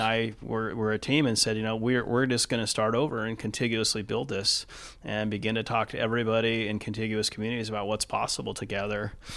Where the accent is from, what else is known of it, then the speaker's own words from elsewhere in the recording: Los Angeles, California, United States; moved away as an adult; also born or lived in Seattle area / Newport Beach; now in Seattle, United States; I was born and raised in the East Los Angeles area